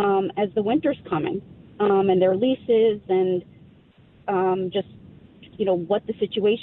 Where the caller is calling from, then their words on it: White Plains, New York, United States; I'm calling in from White Plains, Westchester County, north of the city, suburbs.